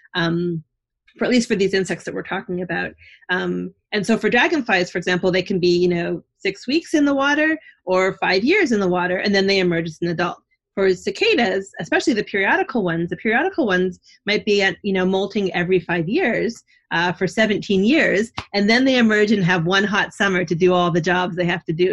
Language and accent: English; Canada; now in New Jersey, United States; I'm not from New Jersey, I'm from Canada, but I've grown to love New Jersey